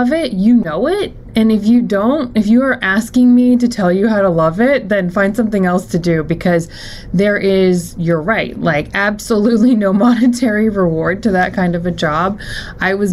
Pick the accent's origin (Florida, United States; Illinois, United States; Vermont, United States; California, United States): Florida, United States; moved away as an adult; also born or lived in Pennsylvania; maybe I can move back to Florida. I'm from Florida